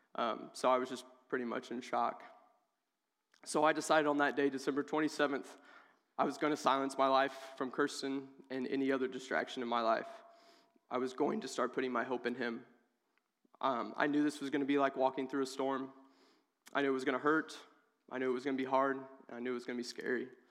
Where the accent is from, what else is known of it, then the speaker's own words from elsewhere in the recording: Oak Grove, United States; moved away as an adult; I'm originally from Oak Grove